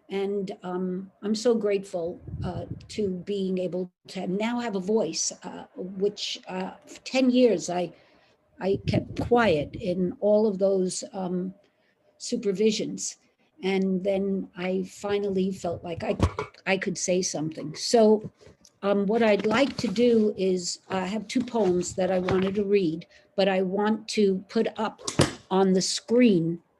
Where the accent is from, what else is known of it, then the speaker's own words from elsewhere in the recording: Brooklyn, New York, United States; Holy shit, there, excuse me, I'm from Brooklyn.